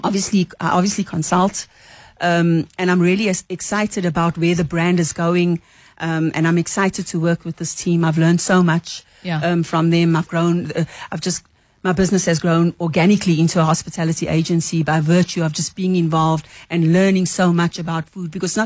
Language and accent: English; Durban, KwaZulu-Natal, South Africa; I promise you, I'm from Durban you, and I love it.